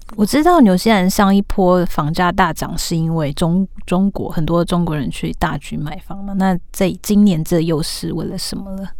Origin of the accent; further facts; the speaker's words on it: Taiwan; accent: Taiwanese Mandarin; 我刚不小心又台湾国语